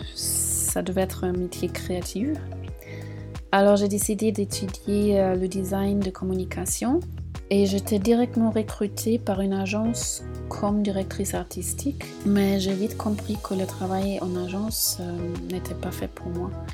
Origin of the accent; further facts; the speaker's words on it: Munich, Bavaria, Germany; moved away as an adult; now in Marseille, France; je suis originaire de Munich et j'habite à Marseille depuis un an et demi